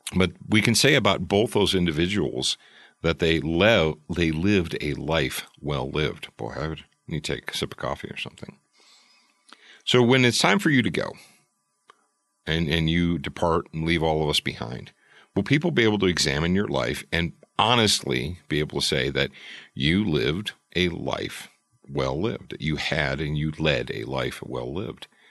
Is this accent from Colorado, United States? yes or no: no; Detroit, Michigan, United States; quarter of a mile from my house when I was growing up in Detroit